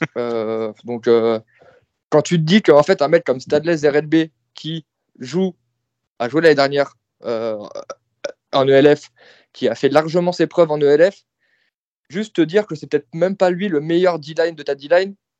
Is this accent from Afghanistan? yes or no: no; France; en tant que Français